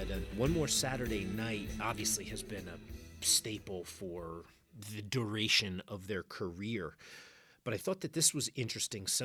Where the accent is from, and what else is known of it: New Jersey, United States; born or raised there